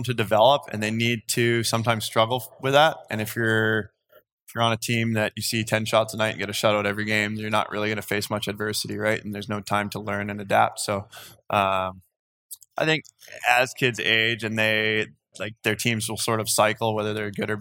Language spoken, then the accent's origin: English; North Vancouver, British Columbia, Canada; also born or lived in Colgate University, New York / Croatia; Born and raised in North